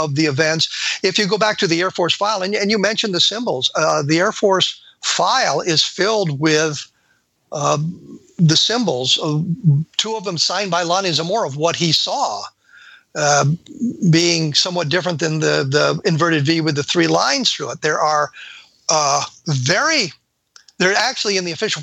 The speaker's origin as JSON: {"language": "English", "region": "Colorado", "country": "United States", "tie": "born or raised there", "said": "I lived in Colorado in 1964. I was growing up in Colorado in 1964"}